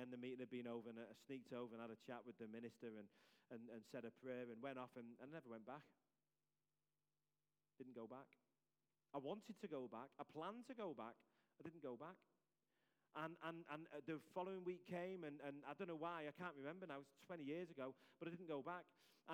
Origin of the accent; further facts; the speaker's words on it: Liverpool, North West England, United Kingdom; accent: Scouse; my Scouse accent